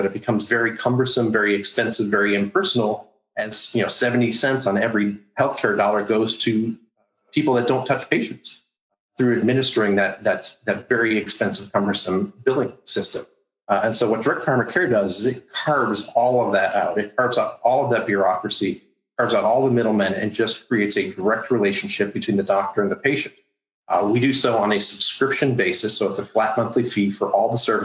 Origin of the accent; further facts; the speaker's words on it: Cleveland, Ohio, United States; moved away as an adult; now in Florida, United States; I'm originally from Cleveland, Ohio